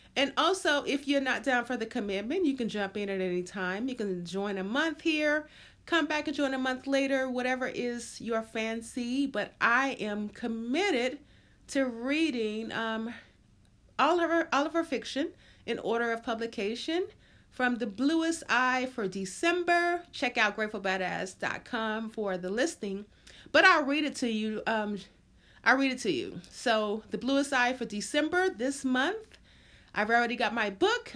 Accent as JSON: {"language": "English", "region": "the South", "country": "United States", "tie": "born or raised there", "said": "growing up in the South and just, um, just everything about a ch, being a child in the South"}